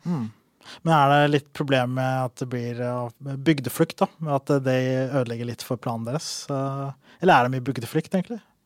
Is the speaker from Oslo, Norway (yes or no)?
yes; Oslo, Norway; jeg er fra Oslo